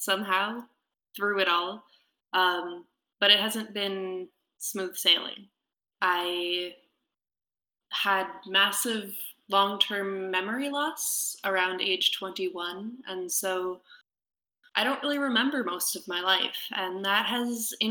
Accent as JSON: {"language": "English", "region": "Massachusetts", "country": "United States", "said": "I'm originally from Massachusetts"}